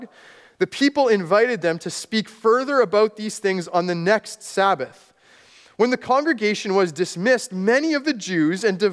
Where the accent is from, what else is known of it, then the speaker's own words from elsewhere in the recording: Manitoba, Canada; also born or lived in Texas / Guatemala; When I was growing up in a small, rural Manitoba town